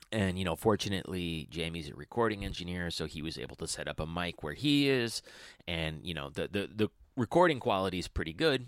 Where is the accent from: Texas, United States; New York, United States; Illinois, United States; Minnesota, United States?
New York, United States; near the Hudson Valley; moved away; I grew up in the Hudson, well, near the Hudson Valley